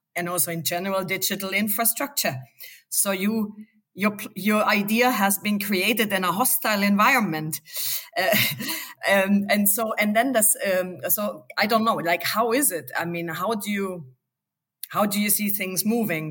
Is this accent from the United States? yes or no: no; Bavaria, Germany; I come from Bavaria